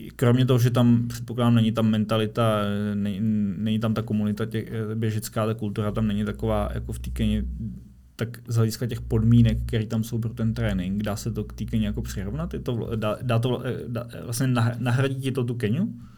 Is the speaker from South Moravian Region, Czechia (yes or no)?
no; Prague, Czechia; jako Pražák